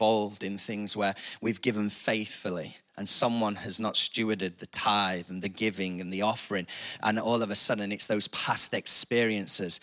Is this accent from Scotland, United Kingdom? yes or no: no; Chesterfield, East Midlands, United Kingdom; I'm from Chesterfield